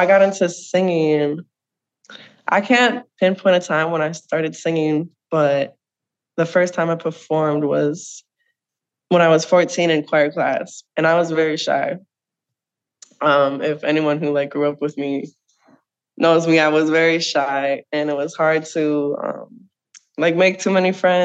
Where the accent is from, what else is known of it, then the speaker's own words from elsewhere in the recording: St. Michael, Minnesota, United States; now in Minneapolis, United States; I grew up in St. Michael, Minnesota